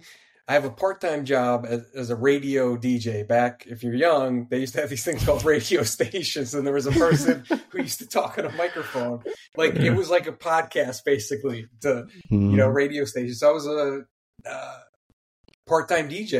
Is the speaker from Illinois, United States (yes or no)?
no; New Jersey, United States; I'm from South Jersey